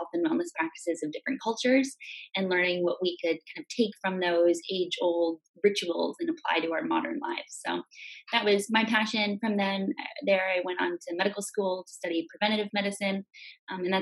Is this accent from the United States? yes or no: no; Metchosin, British Columbia, Canada; I grew up on Vancouver Island in a little farming town called Machozen